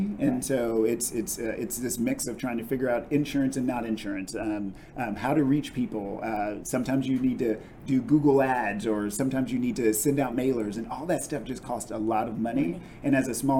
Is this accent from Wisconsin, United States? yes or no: no; Texas, United States; also born or lived in Kentucky; I'm from Texas